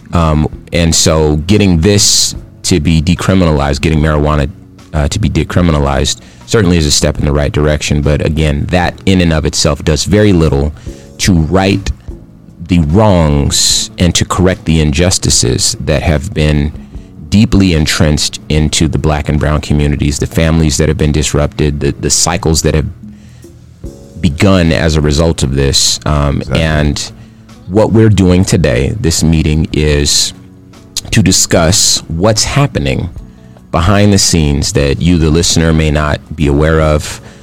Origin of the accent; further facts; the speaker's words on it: Compton, California, United States; now in Phoenix, United States; Phoenix is my home, but I was born in Compton, California